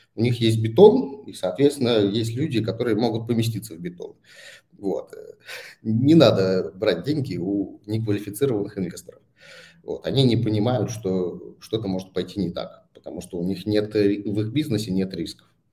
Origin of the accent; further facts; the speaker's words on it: Saint Petersburg, Russia; moved away as an adult; also born or lived in Bangkok; now in Moscow, Russia; я же вырос в спальном районе Питера